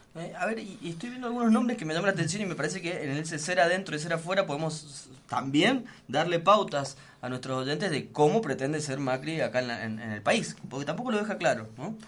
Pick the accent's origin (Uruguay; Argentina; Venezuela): Argentina; somos la Argentina